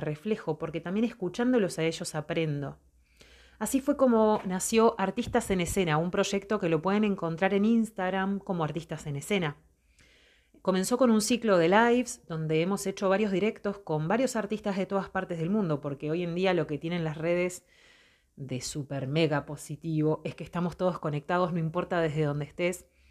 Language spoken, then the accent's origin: Spanish; Montevideo, Uruguay; soy de Montevideo, Uruguay soy artista